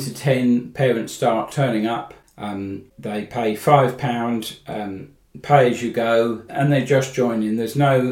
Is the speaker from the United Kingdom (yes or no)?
yes; Crawley, South East England, United Kingdom; also born or lived in London / Zambia; now in Horsham, United Kingdom; I lived in Crawley for 22 years, and then I moved to Horsham in 1986 when I got married. So I regard good old Sussex by the Sea as my home